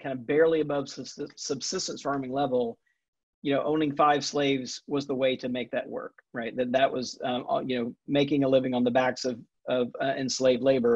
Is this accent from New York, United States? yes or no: no; Jackson, Mississippi, United States; moved away; also born or lived in Atlanta, Georgia / Texas; I grew up Southern Baptist, mostly in Jackson, Mississippi